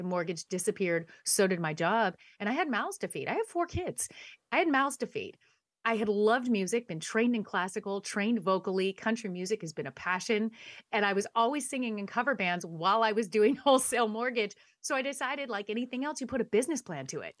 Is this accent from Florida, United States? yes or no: no; San Dimas, California, United States; I was born in Southern California, born and raised a SoCal girl. Came from a little town called San Dimas